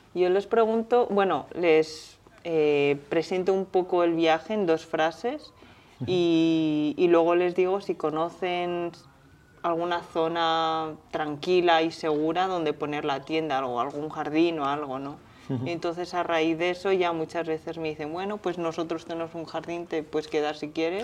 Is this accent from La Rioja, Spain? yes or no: no; Zaragoza, Aragon, Spain; yo como soy de Zaragoza